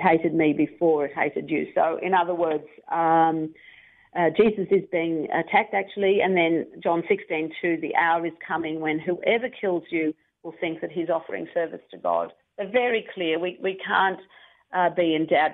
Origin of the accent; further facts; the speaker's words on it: Melbourne, Victoria, Australia; I started learning uh, French at high school in Melbourne